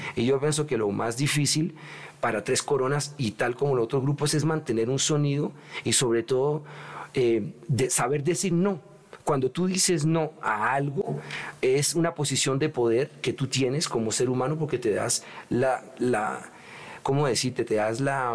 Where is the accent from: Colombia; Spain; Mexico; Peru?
Colombia; moved away; also born or lived in Europe / New York; me gusta estar en mi tierrita. Yo viví mucho tiempo afuera de Colombia